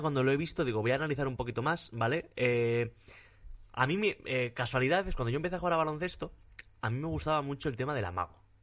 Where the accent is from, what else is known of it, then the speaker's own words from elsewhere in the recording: Basque Country, Spain; yo soy vasco